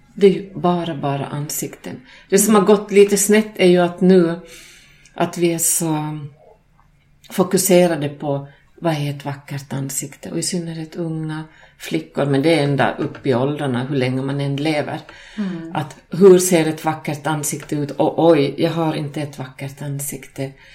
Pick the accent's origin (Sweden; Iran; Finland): Finland; Själv kommer jag från Finland och finlandssvensk